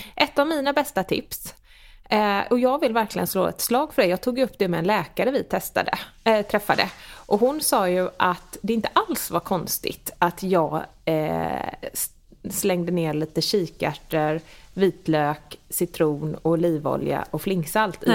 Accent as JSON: {"language": "Swedish", "town": "Gothenburg", "region": "Västra Götaland", "country": "Sweden", "said": "Sebbe är inte göteborgare, jag är"}